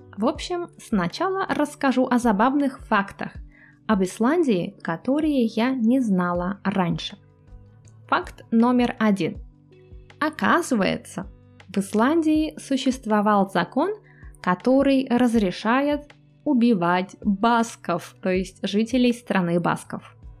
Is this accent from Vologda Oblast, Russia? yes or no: yes; Cherepovets, Vologda Oblast, Russia; моего родного города, Череповец